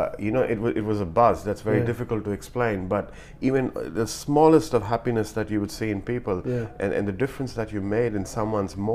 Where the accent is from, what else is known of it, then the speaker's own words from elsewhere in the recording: India; moved away as an adult; now in Australia; I come from India